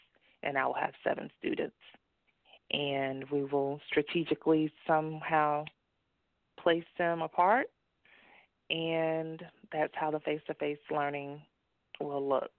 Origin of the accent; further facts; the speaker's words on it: Dallas, Texas, United States; moved away as an adult; also born or lived in North Carolina; I am from Dallas, and I went to college in North Carolina, where I was there for about 20 years. And once I got my divorce, moved back to Texas